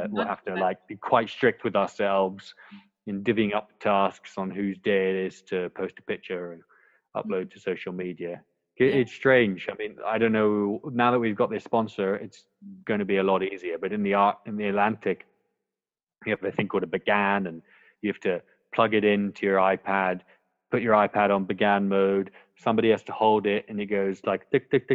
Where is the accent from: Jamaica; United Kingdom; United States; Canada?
United Kingdom; Scotland; now in Hong Kong; I'm born and bred in Scotland